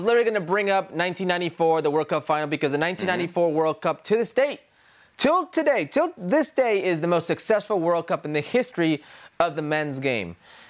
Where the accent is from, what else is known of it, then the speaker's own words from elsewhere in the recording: California, United States; I'm from California. I live in California.